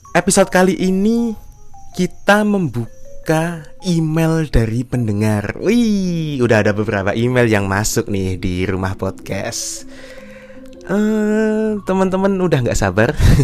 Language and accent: Indonesian; Yogyakarta Regency, Special Region of Yogyakarta, Indonesia; Sini Jogja Kabupaten